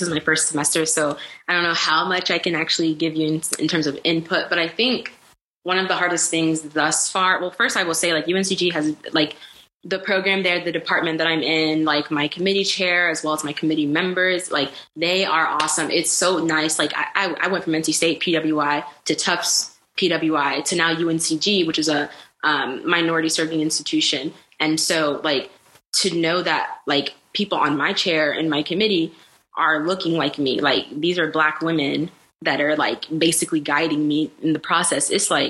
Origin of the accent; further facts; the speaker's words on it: DR Congo; So my background, I'm African. I'm from the Democratic Republic of Congo.